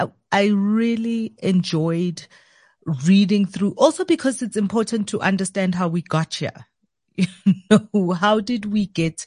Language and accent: English; Soweto, Gauteng, South Africa; growing up in the township, growing up in Soweto particularly